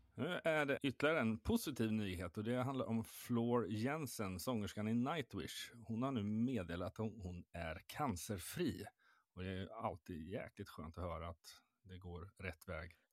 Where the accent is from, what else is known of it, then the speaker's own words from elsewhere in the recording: Stockholm, Stockholm County, Sweden; som renodlad stockholmare